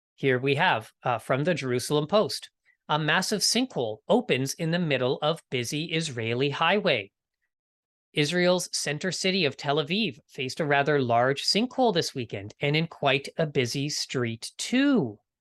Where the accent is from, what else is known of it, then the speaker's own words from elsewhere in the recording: Winnipeg, Manitoba, Canada; my hometown, this is from Winnipeg, Manitoba.